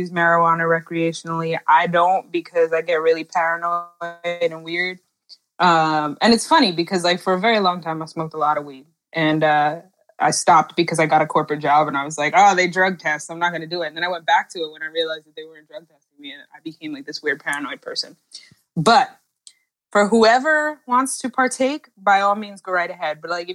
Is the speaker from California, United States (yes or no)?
no; New York, United States; also born or lived in New Jersey; now in Maryland, United States; I live in Maryland. I'm from New York. I went to high school and college in New Jersey.